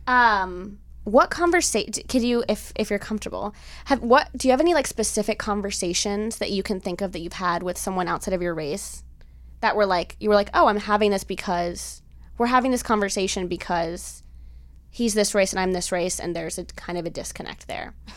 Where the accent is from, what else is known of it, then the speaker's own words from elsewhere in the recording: Miami, Florida, United States; now in Los Angeles, United States; I grew up with my father's side, which is Cuban, and I grew up in Miami